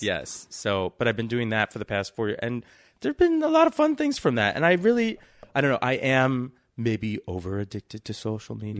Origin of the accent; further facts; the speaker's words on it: New York City, New York, United States; I grew up in New York City, the first place, uh, but in Queens. So I'm from Flush and Queens